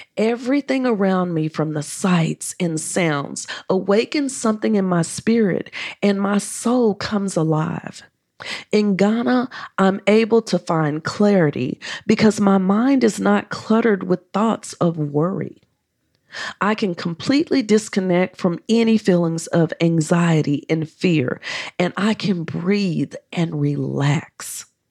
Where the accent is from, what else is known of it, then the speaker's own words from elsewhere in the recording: United States; accent: American; My American accent